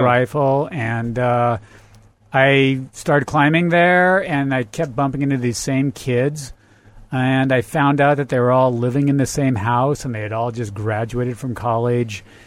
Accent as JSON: {"language": "English", "region": "Central Oregon", "country": "United States", "tie": "born or raised there", "moved": "as an adult", "lives_now": "Las Vegas, United States", "said": "I grew up in Central Oregon"}